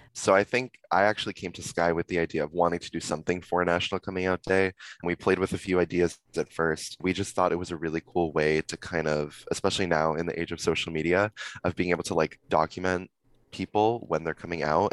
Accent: Simi Valley, California, United States; I'm from Simi Valley, so I don't know if either of you know, but it's kind of like a little little conservative town near Ventura

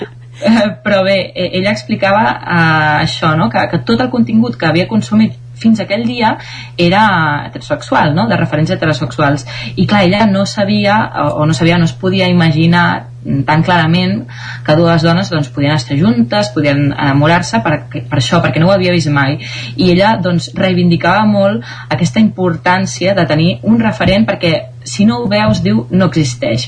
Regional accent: Caldes de Montbui, Catalonia, Spain; sóc de Caldes de Montbui

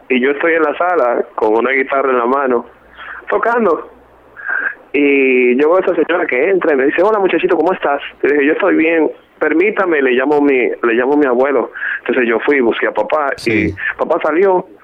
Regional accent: Dominican Republic; born there; Yo soy dominicano de nacimiento. Este, soy el menor de ocho hermanos.

